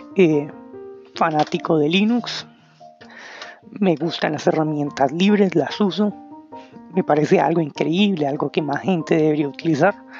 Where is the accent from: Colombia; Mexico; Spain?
Colombia; Bogotá; soy de Colombia, de Bogotá